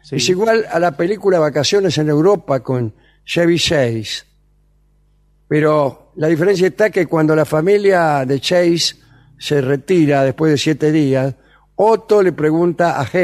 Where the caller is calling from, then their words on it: Barracas, Buenos Aires, Argentina; de Barracas.